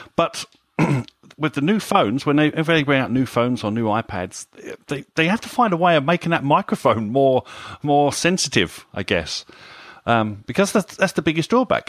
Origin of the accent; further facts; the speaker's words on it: United Kingdom; we're British here